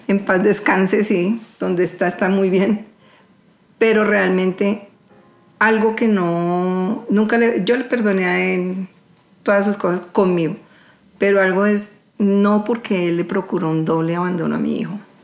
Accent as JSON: {"language": "Spanish", "country": "Colombia", "said": "yo soy una ciudadana colombiana"}